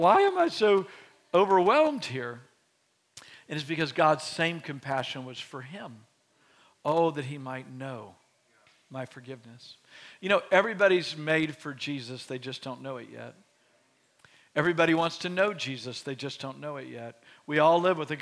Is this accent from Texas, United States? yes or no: yes; Beaumont, Texas, United States; now in Waco, United States; my hometown of Beaumont, Texas